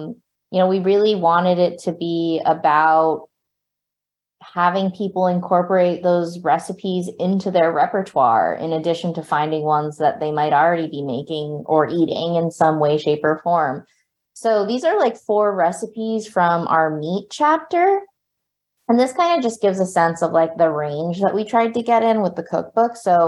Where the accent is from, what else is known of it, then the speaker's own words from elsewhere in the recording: New Jersey, United States; as just like a Cantonese / Shanghainese kid, like growing up in Jersey